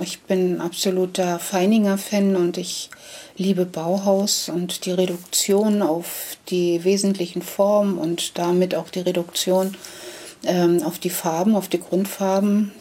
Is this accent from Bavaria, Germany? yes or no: no; Karstädt, Brandenburg, Germany; also born or lived in Meissen / Heiligendamm / Schwerin; now in Sukow, Germany; ich komme gebürtig aus dem Bezirk Schwerin. Karstedt ist der Ort.